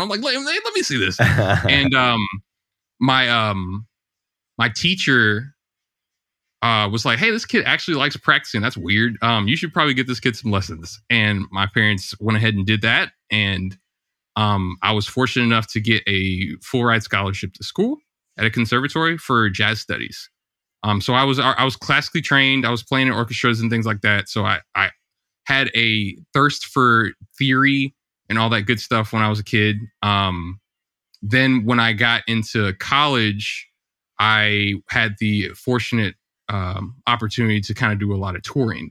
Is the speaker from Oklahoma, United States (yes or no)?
no; St. Louis, Missouri, United States; I grew up in Saint Louis, Missouri, in the States